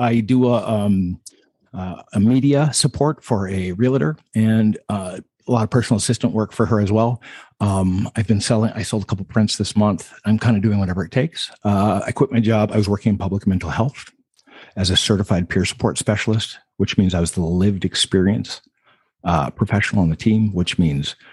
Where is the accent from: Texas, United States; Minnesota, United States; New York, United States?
Minnesota, United States; I grew up in Minnesota, all over the state. We moved about every 4 years growing up